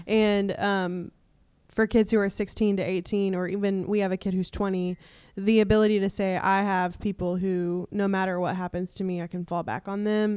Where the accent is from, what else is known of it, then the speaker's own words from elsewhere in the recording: East Tennessee, United States; moved away; I am from East Tennessee, which is s, six hours away from where we were living